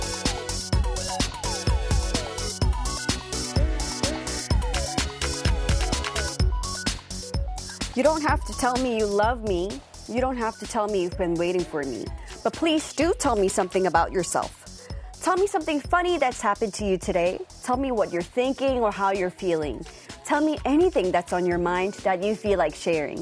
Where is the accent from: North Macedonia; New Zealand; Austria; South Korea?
South Korea; growing up in Korea, we learn at school